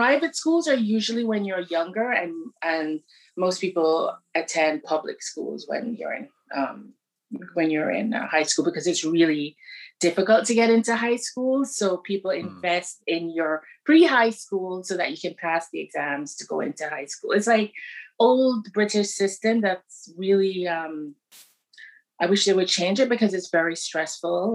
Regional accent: Kingston, Jamaica; moved away as an adult; also born or lived in Montreal, Canada; I'm from Kingston. So okay. In the burbs, like a suburbs in Kingston. It was like, I think about it so many times and it just, it was just really wonderful. And it was like, I grew up when, it was like the birth of dance hall

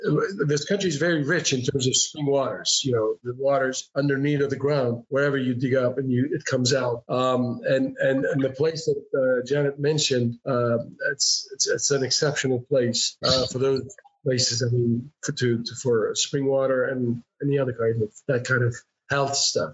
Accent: Erzurum, Turkey; my hometown, for example, all the way east, close to a Russian border. The city arises, it's called Erzurum, and it's above the sea level, 2,000 meters

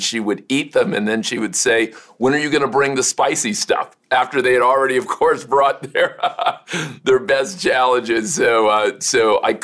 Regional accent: Miami, Florida, United States; We grew up in Miami, which, as you know, is a very international place

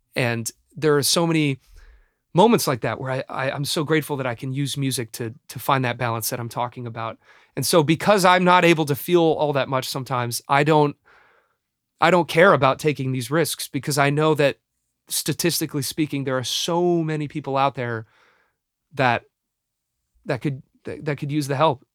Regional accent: Los Angeles, California, United States; my hometown

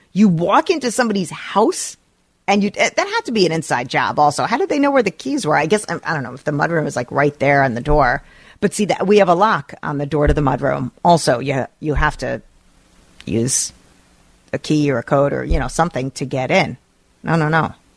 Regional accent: New Jersey, United States; now in St. Louis Park, United States; Growing up in New Jersey

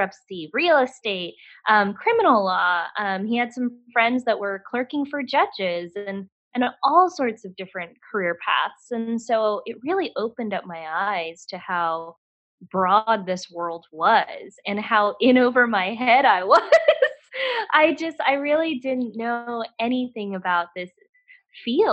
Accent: Dallas, Texas, United States; moved away as an adult; also born or lived in New Hampshire; I was born and raised in Dallas-Fort Worth, Texas.

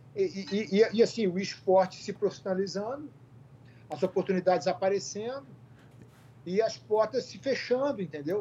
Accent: Rio de Janeiro, Brazil; also born or lived in Porto Alegre; eu sou gaúcho. Eu nasci em Porto Alegre, fui embora para o Rio com dois anos. Meu pai militar foi transferido para o Rio de Janeiro

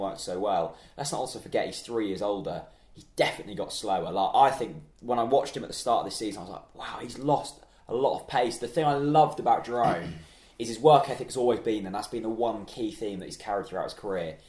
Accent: Norfolk, East of England, United Kingdom; We're from Norfolk.

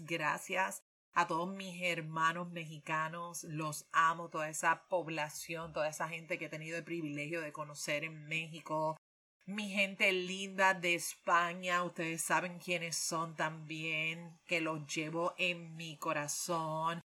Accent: Puerto Rico

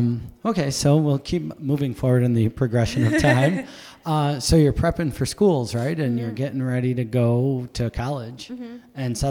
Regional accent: Buffalo, New York, United States; I grew up in Buffalo.

